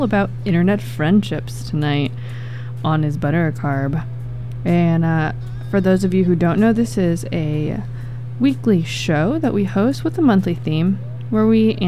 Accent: Belmont, California, United States; where I grew up in California in the Bay Area

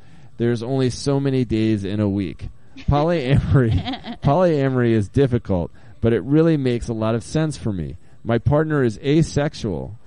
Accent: Maine, United States; now in Portland, United States; I grew up in Maine

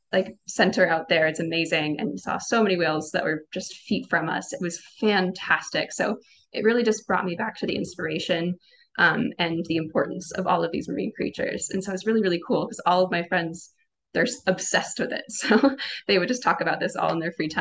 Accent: Seattle, Washington, United States; moved away as an adult; also born or lived in Oregon; I am from the Puget Sound originally. I'm from Seattle, so I grew up with the ocean 10 minutes from my house

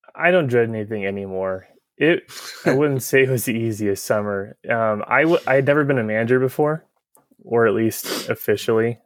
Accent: Tigard, Oregon, United States; I grew up in Tiger. I went to school at Tualatin High School

